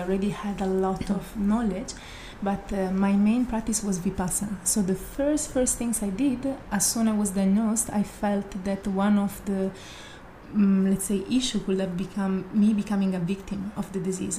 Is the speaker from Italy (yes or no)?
yes; Italy; moved away; I'm from Italy